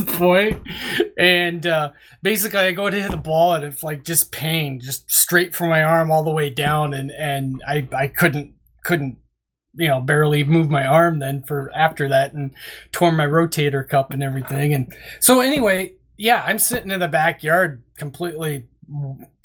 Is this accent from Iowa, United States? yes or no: yes; Urbana, Iowa, United States; my hometown here in Urbana